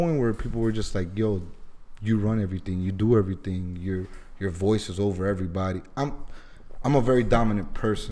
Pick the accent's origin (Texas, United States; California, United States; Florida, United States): Florida, United States; Miami; I grew up in Alapata, then I moved to Kendall